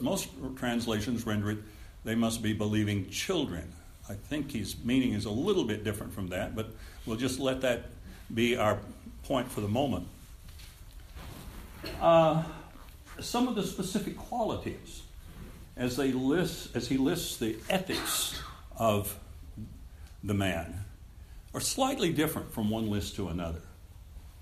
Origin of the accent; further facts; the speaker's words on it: Texas, United States; I grew up here in Texas when we had blue laws